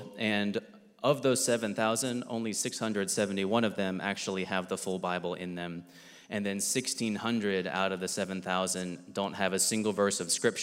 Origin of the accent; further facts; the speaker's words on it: Centreville, Virginia, United States; grew up in Centerville, Virginia, which is about 2 hours north of here